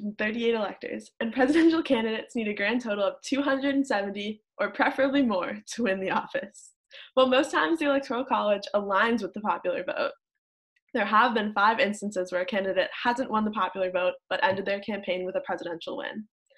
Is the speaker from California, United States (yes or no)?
no; Washington, District of Columbia, United States; moved away as an adult; So I'm originally from the Washington, D.C. area